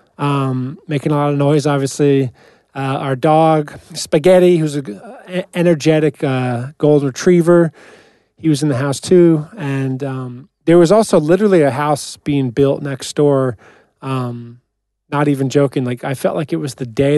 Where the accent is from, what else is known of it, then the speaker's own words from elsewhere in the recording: Ramsey, New Jersey, United States; raised, you know, me and my brother in Ramsey